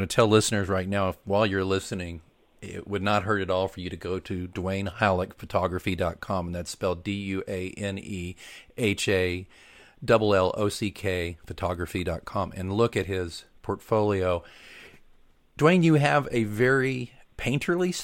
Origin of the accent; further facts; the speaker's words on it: Oklahoma City, Oklahoma, United States; also born or lived in Nebraska; now in Kansas City, United States; I grew up mostly in Oklahoma City and then was in Nebraska for a few years